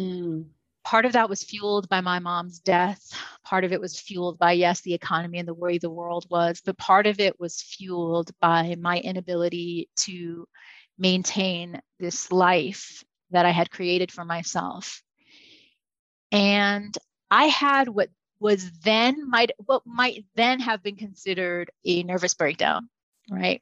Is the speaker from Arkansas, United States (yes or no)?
no; New York City, New York, United States; moved away; also born or lived in Hollywood; I grew up in the Bronx. I grew up in New York City